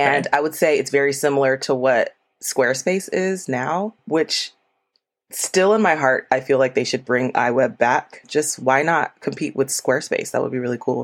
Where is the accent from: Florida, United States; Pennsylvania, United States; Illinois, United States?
Florida, United States; moved away as an adult; now in Atlanta, United States; originally, I'm from Florida. I moved to Atlanta for my first role as an architect